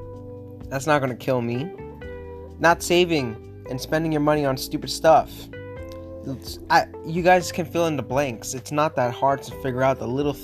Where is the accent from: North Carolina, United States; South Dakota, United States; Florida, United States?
Florida, United States; Miami; moved away as an adult; now in Pittsburgh, United States; I'm from South Florida, born and raised in Miami, and now currently living in Pittsburgh, Pennsylvania